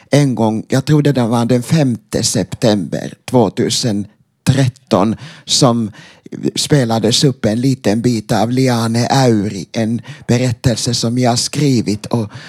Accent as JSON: {"language": "Swedish", "town": "Tyresö", "region": "Stockholm County", "country": "Sweden", "tie": "born or raised there", "said": "fast jag född och uppvuxen i Sverige så växte jag upp i en miljö som var väldigt, nästan helt omsluten av fin, det finska och sen antroposofiska"}